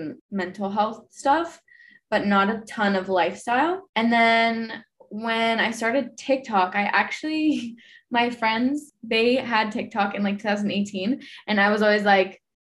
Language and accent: English; Houston, Texas, United States; now in Austin, United States; I'm originally from Houston